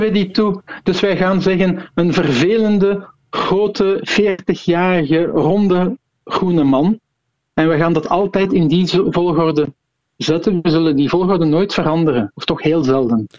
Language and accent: Dutch; Flanders, Belgium